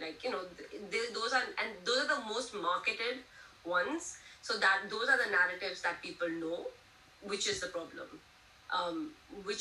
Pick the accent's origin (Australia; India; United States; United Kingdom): India; moved away; I'm Indian